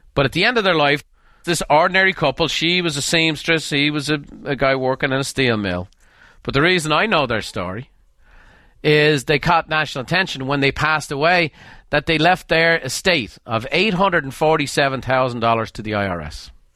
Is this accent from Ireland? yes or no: yes; Dublin, Leinster, Ireland; moved away as an adult; now in United States; I grew up in Dublin.